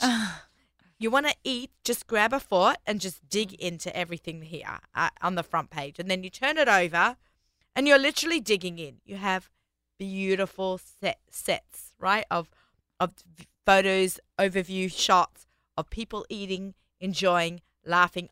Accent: Australia; accent: Australian; moved away as an adult; now in New York, United States; I'm Australian

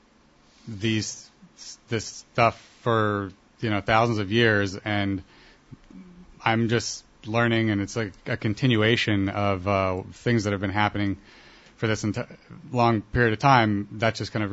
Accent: Columbus, Ohio, United States; also born or lived in Israel; I come from Columbus, Ohio, actually born in Israel, but I grew up in Columbus

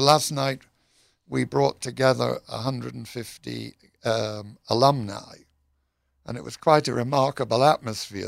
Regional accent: United Kingdom; moved away; I'm British.

